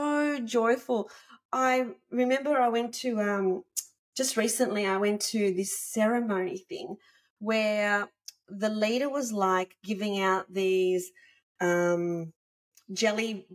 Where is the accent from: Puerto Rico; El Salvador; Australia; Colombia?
Australia; I'm from Australia